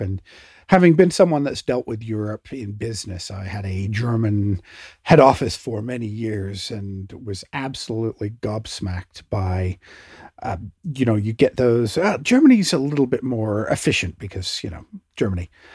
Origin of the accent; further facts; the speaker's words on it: Canada; me being a Canadian